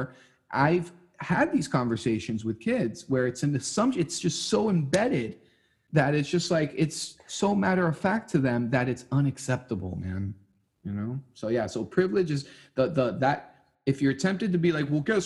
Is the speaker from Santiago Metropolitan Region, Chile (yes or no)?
yes; Santiago, Santiago Metropolitan Region, Chile; now in Miami, United States; I'm from Santiago, Chile